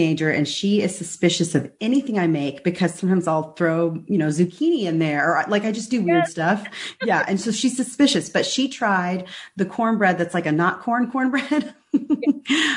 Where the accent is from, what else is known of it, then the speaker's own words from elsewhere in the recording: Texas, United States; also born or lived in Dallas; We Texans